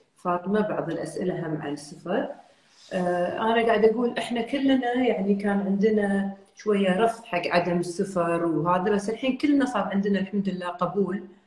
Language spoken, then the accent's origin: Arabic; Kuwait; بلدنا الكويت